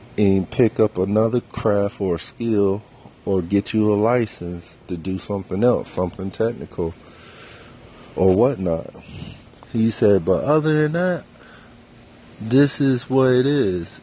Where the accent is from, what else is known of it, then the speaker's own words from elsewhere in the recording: Fayetteville, North Carolina, United States; I grew up Fayetteville